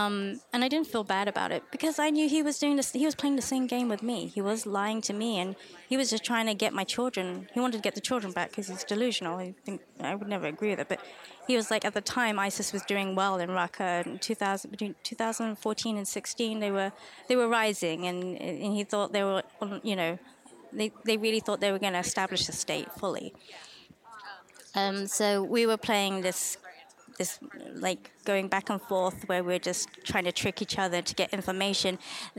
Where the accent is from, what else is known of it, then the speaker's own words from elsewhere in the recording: Texas, United States; Oh, I mean, I'm from Texas. Everyone's friendly in the South.